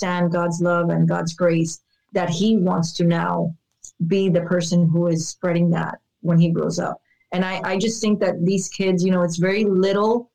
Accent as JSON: {"language": "English", "town": "Miami", "region": "Florida", "country": "United States", "tie": "born or raised there", "said": "born and raised in Miami, where we have no mountains."}